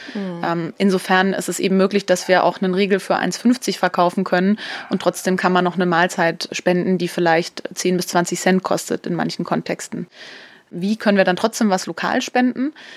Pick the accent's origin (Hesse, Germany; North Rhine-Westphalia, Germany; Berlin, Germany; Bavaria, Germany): Bavaria, Germany; Upper Franconia; also born or lived in Munich; so einer Einöde in Oberfranken groß geworden